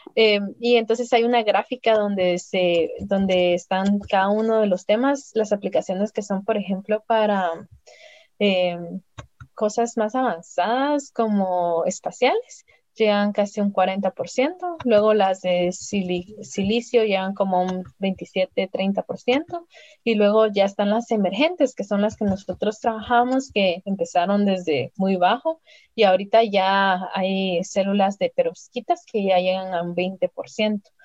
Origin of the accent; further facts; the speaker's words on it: San Juan Sacatepéquez, Guatemala Department, Guatemala; moved away; also born or lived in Spain / California; yo crecí no solo en el Milagro, sino en Ciudad Quetzal o cerca de Ciudad Quetzal, en un lugar que se llama San Francisco del Bosque